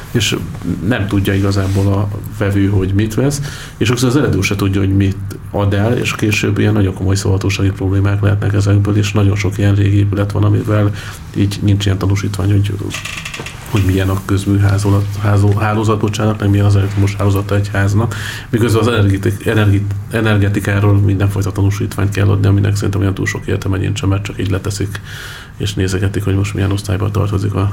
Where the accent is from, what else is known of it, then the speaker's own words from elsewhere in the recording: Hungary; now in Budapest, Hungary; hát én is vidéki vagyok, vagy csak falu.